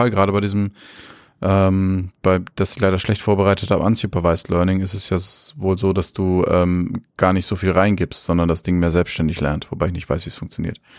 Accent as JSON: {"language": "German", "region": "Bavaria", "country": "Germany", "also_born_or_lived": "Munich", "said": "ich bin Franke von von von ne, deswegen. Aber in München geboren."}